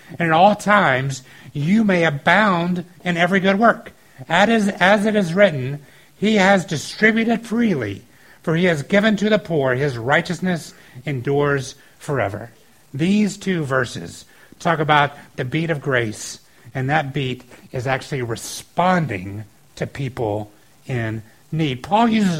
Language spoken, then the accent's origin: English; the South, United States; I grew up in the South